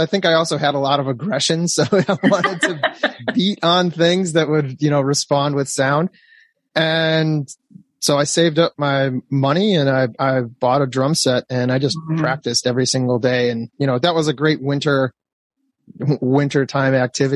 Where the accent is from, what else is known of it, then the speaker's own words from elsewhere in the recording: Detroit, Michigan, United States; moved away as an adult; now in Los Angeles, United States; I grew up in Michigan in one of the tundras of the Midwest